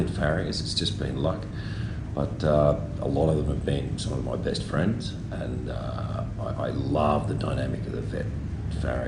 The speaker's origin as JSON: {"language": "English", "town": "Quirindi", "region": "New South Wales", "country": "Australia", "tie": "born or raised there", "also_born_or_lived": "Queensland / Dubai", "moved": "yes", "lives_now": "Brisbane, Australia", "said": "I was actually born and bred in Quirindi in the Hunter Valley here"}